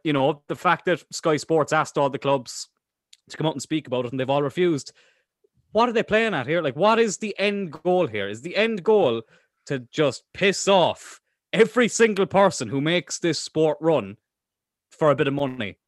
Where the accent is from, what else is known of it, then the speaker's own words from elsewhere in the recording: Cork, Munster, Ireland; we're from Cork.